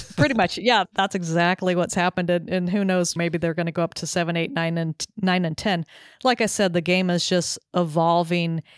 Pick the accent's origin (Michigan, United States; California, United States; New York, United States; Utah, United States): California, United States; Southern; also born or lived in Texas; now in Connecticut, United States; having grown up in Southern California